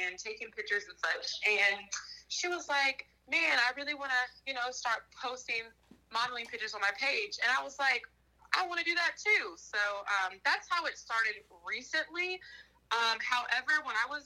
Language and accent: English; Huntsville, United States; moved away as an adult; also born or lived in Asheville, Tennessee / Mississippi State; originally I was born in Asheville, Tennessee. And then after I turned three, I moved to Huntsville with my parents.